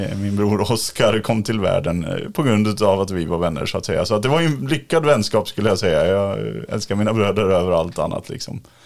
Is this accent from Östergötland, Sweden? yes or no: no; Dalarna County, Sweden; now in Stockholm, Sweden; Jag bor ju också i Stockholm, men jag kommer från Dalarna